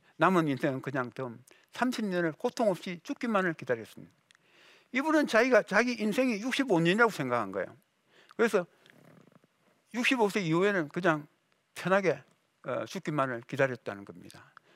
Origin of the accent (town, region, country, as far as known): South Korea